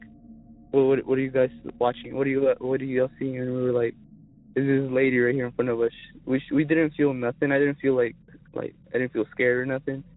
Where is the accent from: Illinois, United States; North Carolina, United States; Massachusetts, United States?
North Carolina, United States; Zebulon; I'm from Zebulon, North Carolina.